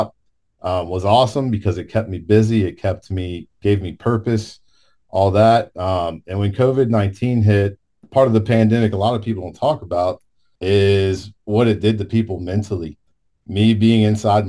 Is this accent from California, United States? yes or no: no; Hebron, Kentucky, United States; I grew up in Hebron, Kentucky